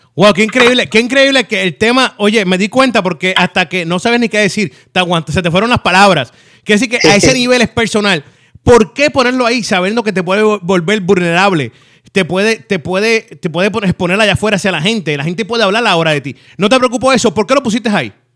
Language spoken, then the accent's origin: Spanish; Puerto Rico; así somos los boricuas